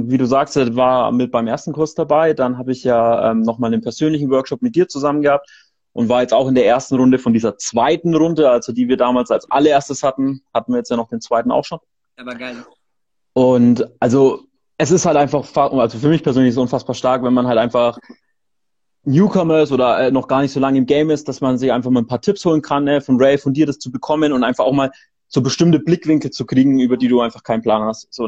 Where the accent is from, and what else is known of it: Nuremberg, Bavaria, Germany